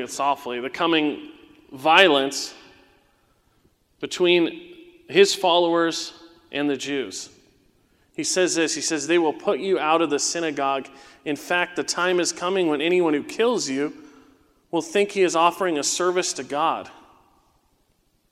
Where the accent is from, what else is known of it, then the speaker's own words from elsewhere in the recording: Southern California, United States; as a young teenager in the 90s, right, when I was growing up in Southern California